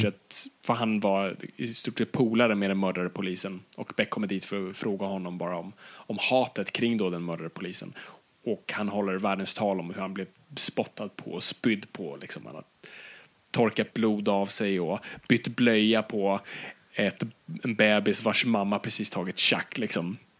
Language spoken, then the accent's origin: Swedish; Stockholm, Stockholm County, Sweden; jag är uppvuxen i, i, i Stockholms innerstad